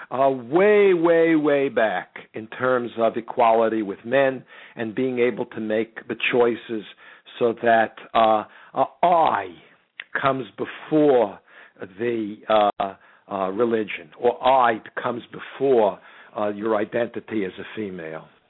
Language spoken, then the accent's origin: English; United States; I'm an American.